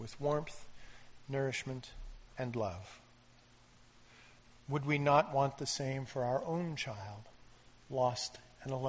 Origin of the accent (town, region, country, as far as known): Canada